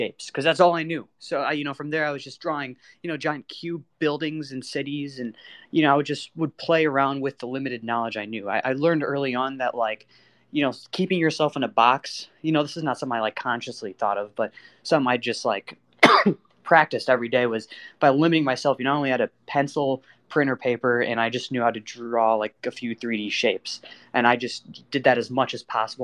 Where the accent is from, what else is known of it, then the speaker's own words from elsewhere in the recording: Michigan, United States; I'm from a small town in Michigan of the USA